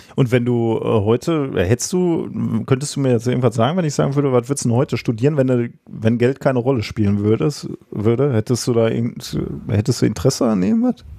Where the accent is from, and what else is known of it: Germany